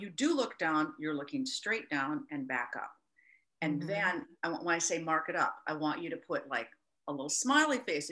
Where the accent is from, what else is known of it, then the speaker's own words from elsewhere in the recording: Minnesota, United States; my home state of Minnesota